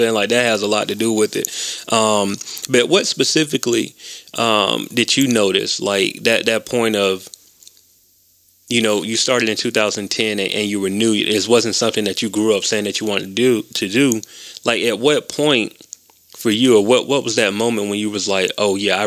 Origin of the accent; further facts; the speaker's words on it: Macon, Georgia, United States; now in Atlanta, United States; I grew up in Macon